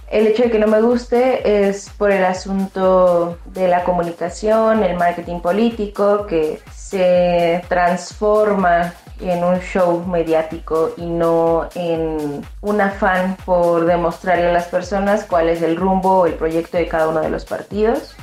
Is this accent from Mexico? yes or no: yes; Mexico